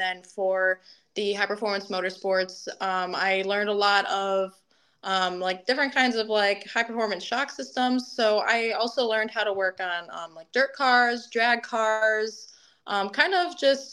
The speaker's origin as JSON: {"language": "English", "town": "Detroit", "region": "Michigan", "country": "United States", "also_born_or_lived": "Ohio", "moved": "as an adult", "said": "I'm from Detroit"}